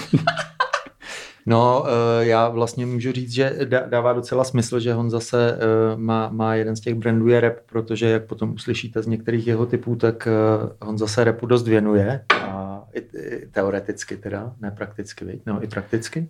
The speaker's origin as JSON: {"language": "Czech", "country": "Czechia", "said": "I'm from Čekoslovákia"}